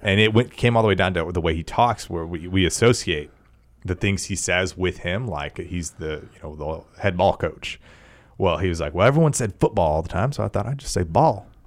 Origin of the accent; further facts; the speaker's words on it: Tyler, Texas, United States; I grew up in East Texas and Tyler